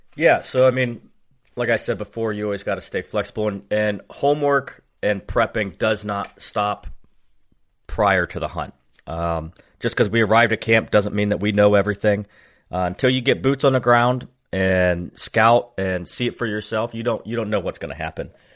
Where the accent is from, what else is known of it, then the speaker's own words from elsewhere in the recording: Dover, Ohio, United States; I am a fireman from Dover, Ohio.